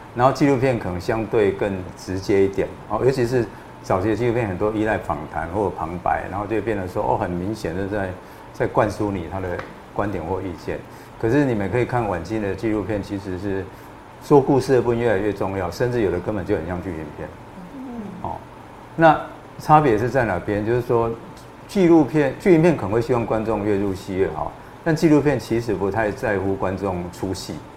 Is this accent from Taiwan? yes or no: yes; Changhua County, Taiwan; moved away as an adult; also born or lived in Miaoli / Taipei; 我是在彰化长大，但我在苗栗出生的